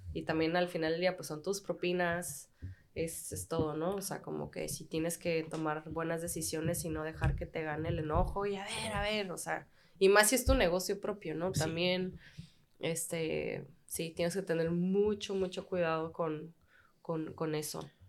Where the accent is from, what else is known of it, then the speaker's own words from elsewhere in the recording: Tijuana, Baja California, Mexico; also born or lived in United States / Australia; soy de Tijuana, una frontera